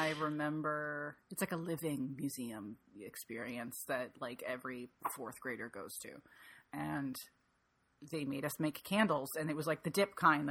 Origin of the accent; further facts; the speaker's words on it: Michigan, United States; because I'm from Michigan